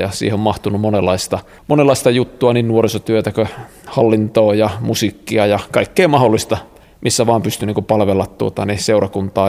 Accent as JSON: {"language": "Finnish", "town": "Kokkola", "region": "Central Ostrobothnia", "country": "Finland", "tie": "born or raised there", "said": "mä oon Kokkolasta siis kotosi"}